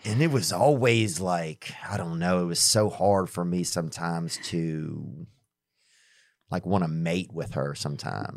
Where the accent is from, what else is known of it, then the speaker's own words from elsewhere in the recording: Covington, Louisiana, United States; I'm from Covington